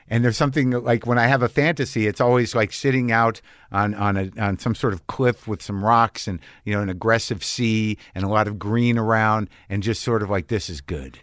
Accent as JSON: {"language": "English", "region": "New Jersey", "country": "United States", "also_born_or_lived": "San Francisco Bay Area", "moved": "yes", "lives_now": "Los Angeles, United States", "said": "I come from Jersey"}